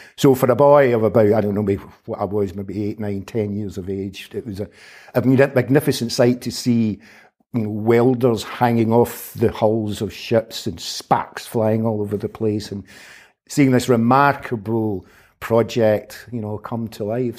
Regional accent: Glasgow, Scotland, United Kingdom; I was born in nineteen fifty-nine in Glasgow, where, uh, I grew up, where I, I went to school, both to primary

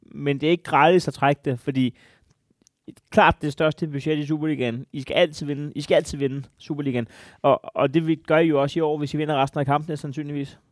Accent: Denmark; mit land, da jeg voksede op

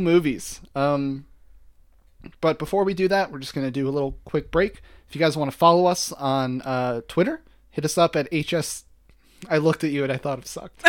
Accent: New York, United States; moved away; we're from New York

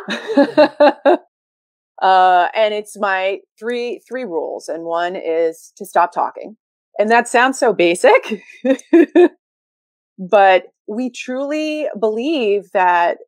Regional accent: New York City, New York, United States; I'm a Sagittarius from Brooklyn

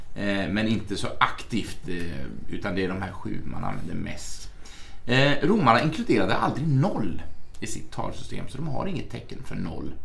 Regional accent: Arbetarbladet's area, Gävleborg County, Sweden; det är Arbetarbladet. Det är ju från mina hemtrakter

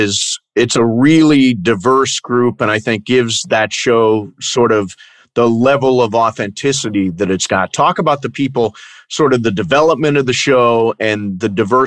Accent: Toledo, Ohio, United States; I grew up in Toledo, Ohio, so not very far away, Midwestern stock.

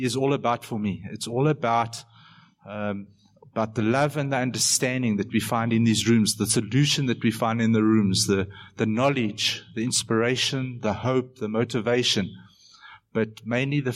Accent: Benoni, Gauteng, South Africa; in my hometown, Benoni, where I live

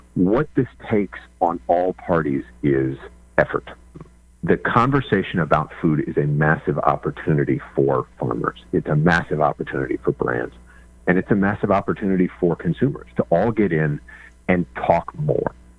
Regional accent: Kansas, United States; I grew up in Kansas

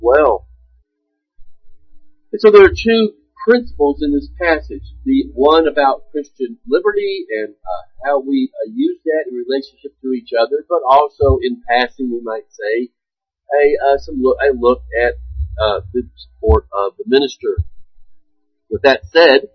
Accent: United States

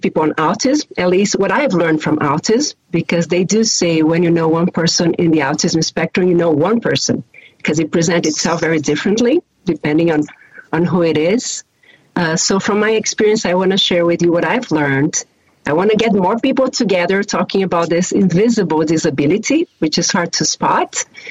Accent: Brazil; English is a second language; now in Chicago, United States; If you hear a little bit of an accent, I always like to tell people that I am from Brazil

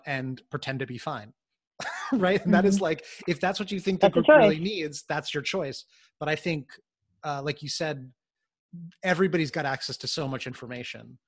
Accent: New York City, New York, United States; as a New Yorker

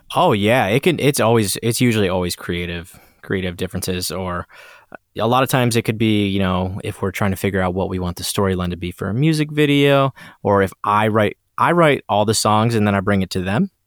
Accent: Port Huron, Michigan, United States; my hometown of Port Huron, Michigan

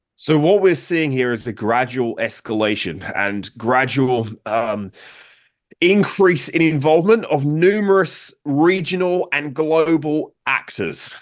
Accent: United Kingdom; now in United States; I'm from Britain. I now live in the United States.

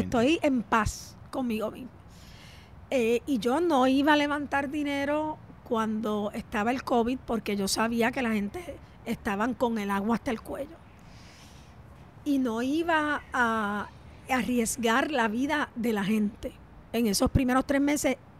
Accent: Puerto Rico

